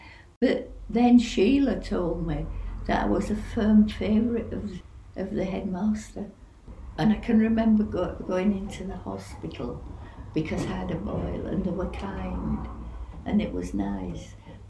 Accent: Bradford, Yorkshire and the Humber, United Kingdom; Yes, but not where we lived before, because it was a slum. And there was slum clearance. And they'd built a housing estate in Bradford, and we were the first tenants in the place, and it was called Canterbury.

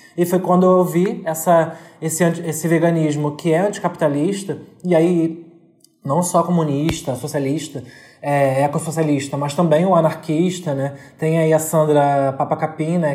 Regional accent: São Gonçalo, Rio de Janeiro, Brazil; eu sou de São Gonçalo, que é uma região, é uma cidade periférica aqui do Rio de Janeiro, e eu sou especificamente do Zumbi

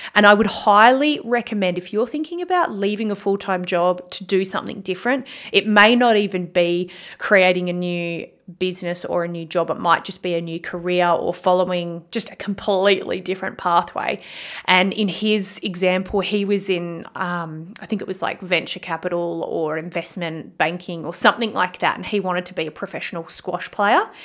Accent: Bunbury, Western Australia, Australia; moved away as an adult; now in Perth, Australia; I left my hometown in Bunbury, W A, to move to Perth

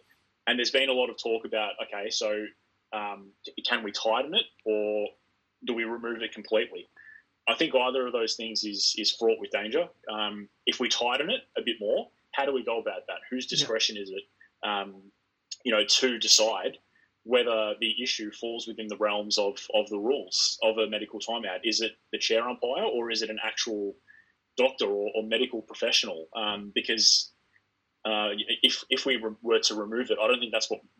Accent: Australia; We're Australian

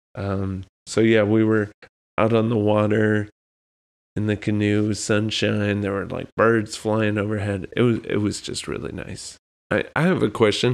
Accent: South Texas, United States; now in New England, United States; growing up in Texas, where it seemed like it was just hot for ten months out of the year

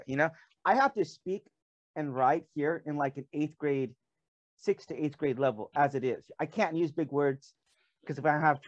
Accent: United States; moved away as an adult; now in South Korea

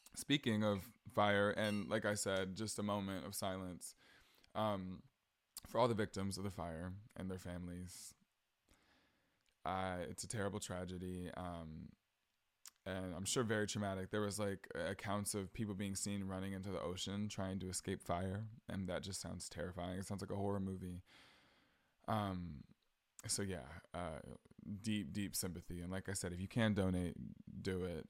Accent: southern Georgia, United States; I visited, uh, my hometown, like, southern Georgia, more south than I live now.

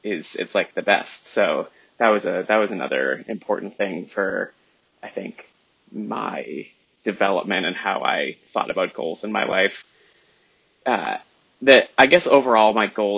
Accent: Southern New Hampshire, United States; I was raised in Southern New Hampshire

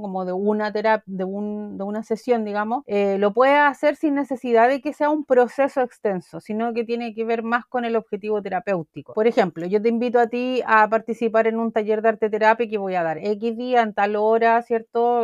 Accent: Chile; de donde vengo yo en realidad que es Chile

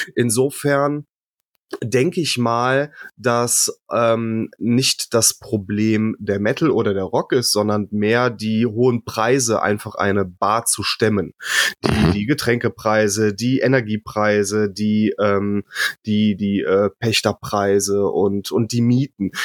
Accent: Rhineland, Germany; ich komme ja aus dem Rheinland

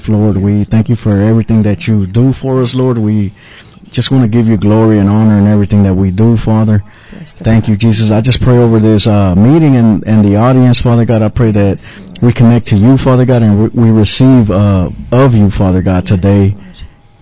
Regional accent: Pleasant Grove, United States; I'm from Pleasant Grove, and I was raised one foot in church and the other foot in the streets

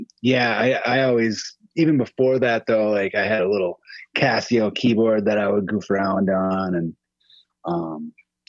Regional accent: Western Wisconsin, United States; I'm from Western Wisconsin, about an hour from Minneapolis

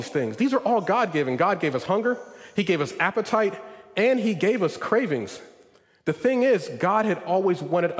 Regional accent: Northeast, United States; moved away; I come from the Northeast.

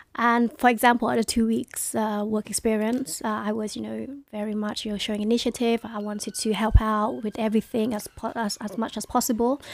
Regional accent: London, United Kingdom; also born or lived in Hai Phong, Vietnam; I grew up in Newham.

